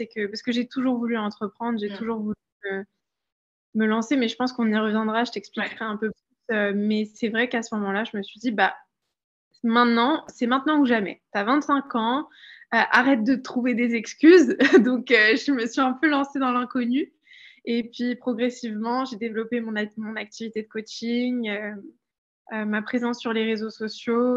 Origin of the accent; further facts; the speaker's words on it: France; moved away as an adult; also born or lived in London; j'ai grandi en France